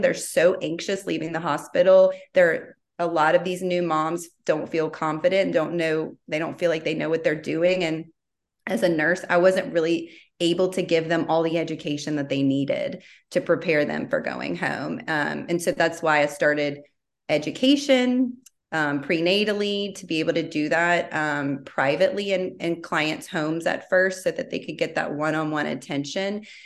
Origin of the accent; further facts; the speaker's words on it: Baton Rouge, Louisiana, United States; moved away as an adult; now in Austin, United States; I am from Baton Rouge, born and raised.